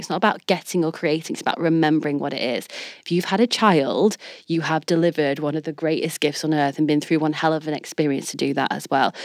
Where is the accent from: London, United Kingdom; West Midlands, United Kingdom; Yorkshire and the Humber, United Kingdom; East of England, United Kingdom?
Yorkshire and the Humber, United Kingdom; Leeds; I'm a girl from Leeds